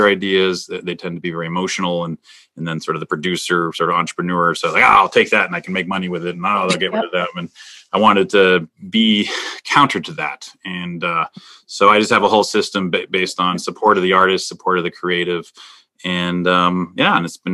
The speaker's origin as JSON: {"language": "English", "region": "Minnesota", "country": "United States", "moved": "yes", "said": "I'm originally from Minnesota."}